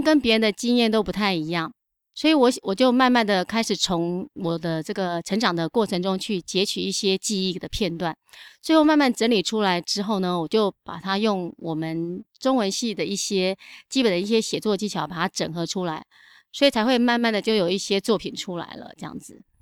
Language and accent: Chinese; Longtan, Taoyuan, Taiwan; also born or lived in Jiaobanshan; 所以我那时候就去读了龙潭国中